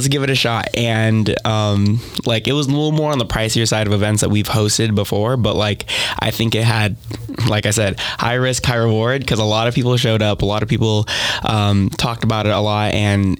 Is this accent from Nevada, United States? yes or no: yes; Las Vegas, Nevada, United States; moved away as an adult; now in Owensboro, United States; I'm also from Las Vegas, Nevada